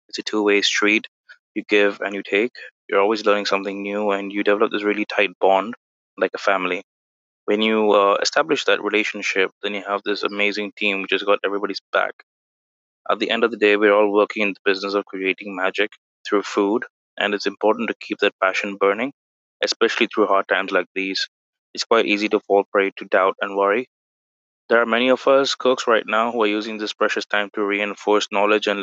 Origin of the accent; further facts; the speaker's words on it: Chennai, Tamil Nadu, India; moved away as an adult; now in Hyde Park, United States; I'm from Chennai, India